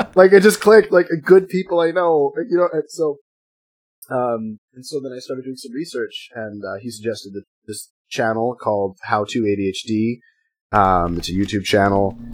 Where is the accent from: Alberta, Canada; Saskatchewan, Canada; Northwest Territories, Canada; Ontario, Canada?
Northwest Territories, Canada; I grew up in the Northwest Territories